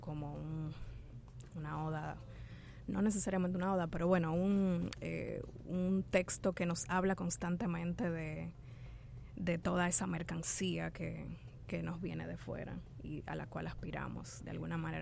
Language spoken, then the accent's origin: Spanish; Dominican Republic; nuestra sociedad dominicana